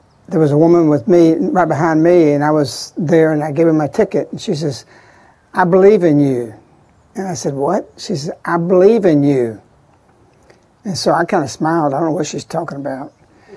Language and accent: English; Birmingham, Alabama, United States; I'm from Birmingham